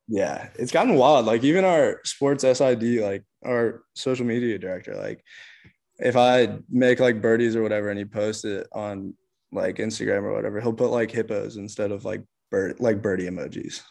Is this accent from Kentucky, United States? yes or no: yes; Kentucky, United States; I grew up in Kentucky